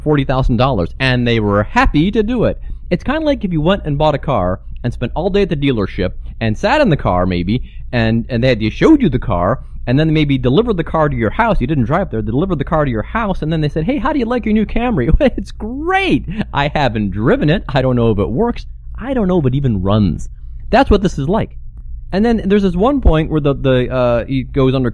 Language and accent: English; Cincinnati, Ohio, United States; I'm from Cincinnati, too